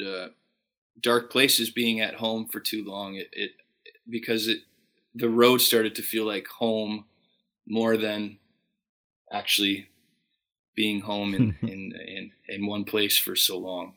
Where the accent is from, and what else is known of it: Fort Saskatchewan, Alberta, Canada; born or raised there